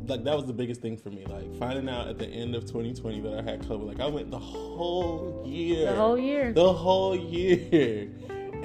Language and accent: English; Augusta, Georgia, United States; now in Atlanta, United States; I'm from Augusta